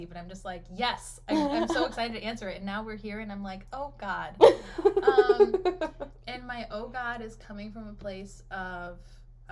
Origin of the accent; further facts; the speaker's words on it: United States; also born or lived in Detroit; I identify as white American